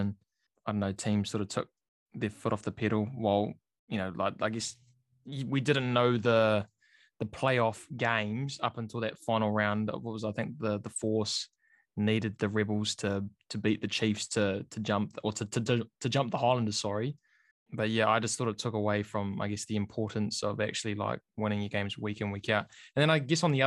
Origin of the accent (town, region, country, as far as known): New Zealand